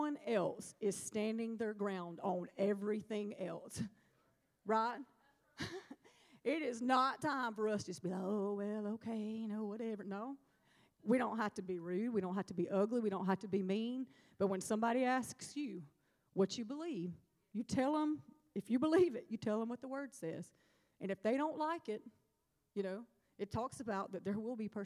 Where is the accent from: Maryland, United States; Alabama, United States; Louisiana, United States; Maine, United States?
Alabama, United States; moved away; also born or lived in Starkville, Mississippi; When I went home recently, I went to Southside High School. I'm from Alabama